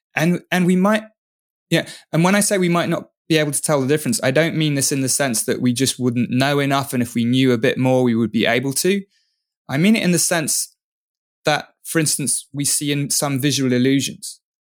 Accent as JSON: {"language": "English", "region": "England", "country": "United Kingdom", "said": "I'm English"}